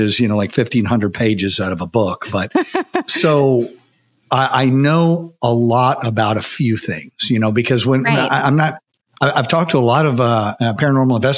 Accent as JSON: {"language": "English", "country": "United States", "tie": "born or raised there", "said": "growing up in America, you're probably raised in some sort of Christian environment"}